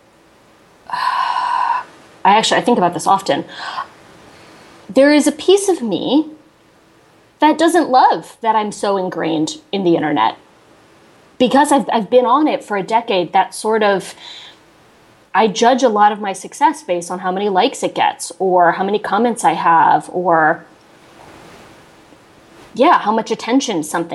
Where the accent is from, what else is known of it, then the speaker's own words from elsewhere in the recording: Connecticut, United States; moved away; I'm from Connecticut